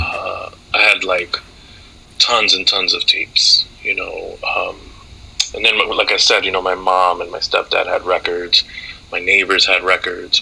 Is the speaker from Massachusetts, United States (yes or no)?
yes; Amherst, Massachusetts, United States; moved away as an adult; also born or lived in New York City / Dominican Republic; now in Maine, United States; I didn't feel like I was going to college in my hometown. I didn't feel like I was going to college down the street from my high school